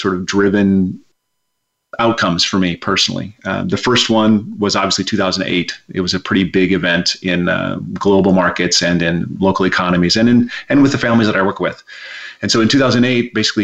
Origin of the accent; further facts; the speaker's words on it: Rapid City, South Dakota, United States; moved away as an adult; now in Berkeley, United States; I was raised in Rapid City, South Dakota.